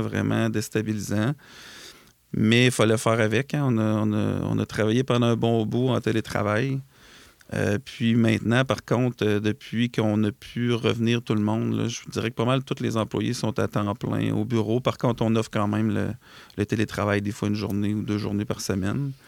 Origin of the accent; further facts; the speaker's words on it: Lac-Etchemin, Quebec, Canada; on a un bureau dans Chaudière-Appalaches. Euh, qui est à la quête chemin en fait qui est un, c'est là d'où je viens en fait euh, moi et mon frère